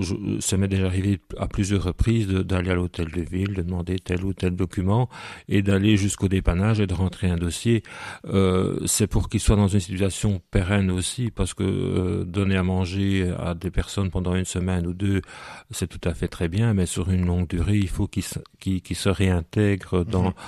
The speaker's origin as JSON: {"language": "French", "town": "Soignies", "region": "Wallonia", "country": "Belgium", "tie": "born or raised there", "said": "Je suis né à Soigny et de parents sonégiens, de grands-parents sonégiens et même avant"}